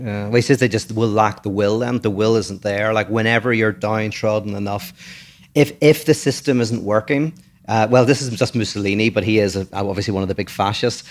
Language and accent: English; Ireland; moved away as an adult; now in United States; I'm born from Ireland. I've only been here for eight years.